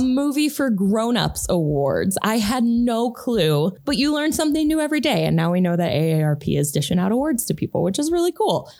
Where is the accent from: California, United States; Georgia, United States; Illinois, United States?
Illinois, United States; Chicago; we're from Chicago